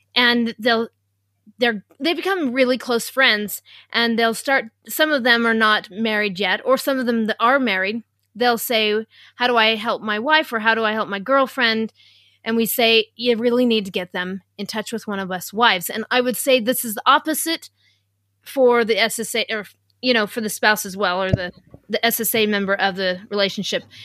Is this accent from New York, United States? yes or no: no; Utah, United States; I'm from Utah